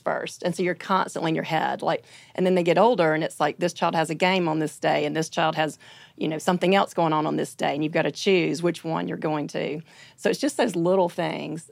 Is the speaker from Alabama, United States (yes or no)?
yes; Birmingham, Alabama, United States; I'm from Birmingham, Alabama.